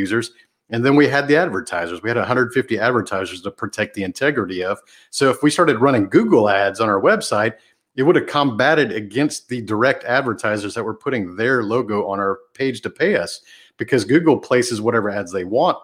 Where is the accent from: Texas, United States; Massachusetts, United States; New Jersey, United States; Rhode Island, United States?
Texas, United States; a small town outside of Houston; the small town I grew up in outside of Houston